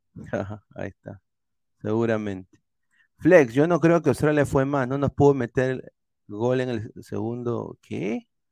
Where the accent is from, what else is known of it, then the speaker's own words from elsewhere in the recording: Peru; soy peruano, amo mi país